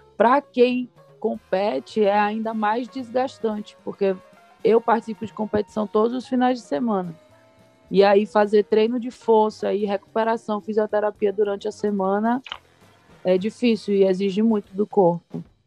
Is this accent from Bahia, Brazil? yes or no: yes; Salvador, Bahia, Brazil; moved away as an adult; also born or lived in Vitória da Conquista; now in São Paulo, Brazil; eu nasci em Vitória da Conquista, mas sempre morei em Salvador.